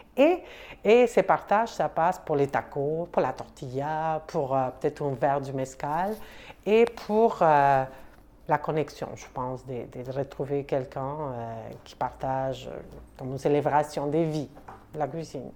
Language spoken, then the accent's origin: French; Mexico City, Mexico; French is a second language; moved away as an adult; now in Montreal, Canada; Je viens du Mexique. Je suis originaire surtout de la ville de Mexico, qui c'est une grande ville